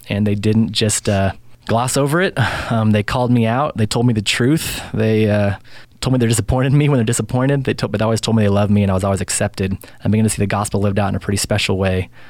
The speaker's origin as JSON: {"language": "English", "town": "Spokane", "region": "Washington", "country": "United States", "tie": "born or raised there", "said": "I grew up mostly in Spokane"}